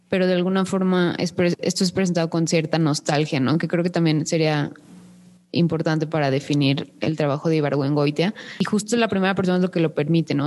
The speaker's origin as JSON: {"language": "Spanish", "region": "Guanajuato", "country": "Mexico", "said": "mi tierra, a.k.a. la Nueva Suiza"}